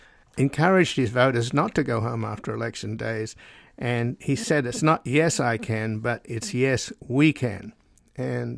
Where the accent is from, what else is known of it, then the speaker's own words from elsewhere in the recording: Australia; now in United States; I was born in Australia, so I'm a descendant from convicts.